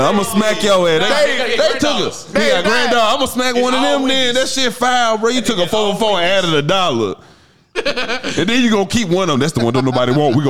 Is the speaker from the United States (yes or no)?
yes; Madison, United States; I'm from Madison